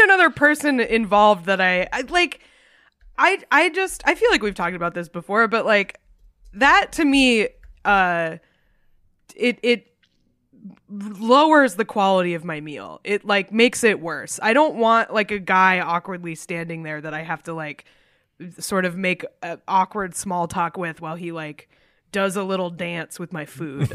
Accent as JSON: {"language": "English", "region": "New England", "country": "United States", "tie": "born or raised there", "said": "I was raised in New England"}